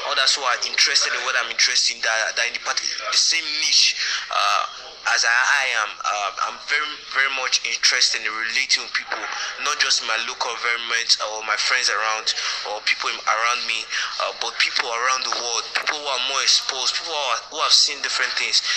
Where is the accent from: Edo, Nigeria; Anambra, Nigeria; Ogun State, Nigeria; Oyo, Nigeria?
Edo, Nigeria; Benin City; I'm from Benin City, Nigeria.